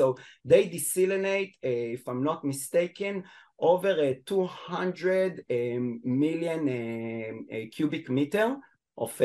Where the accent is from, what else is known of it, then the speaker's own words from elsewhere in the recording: Israel; accent: Israeli; English is a second language; moved away; also born or lived in Australia; you can hear in my accent that I'm an Israeli, but my English is relatively fluent because I also lived in Australia. I came back to Israel 2 years ago